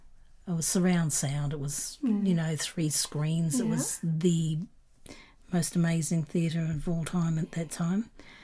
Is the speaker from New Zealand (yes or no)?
yes; New Zealand; it was filmed in my hometown, New Zealand